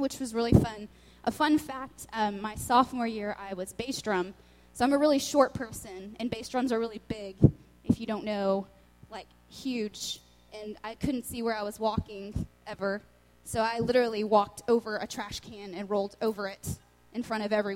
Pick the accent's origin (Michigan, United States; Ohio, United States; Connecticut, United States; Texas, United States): Texas, United States; Lubbock; also born or lived in Austin, Texas; I'm from Lubbock, Texas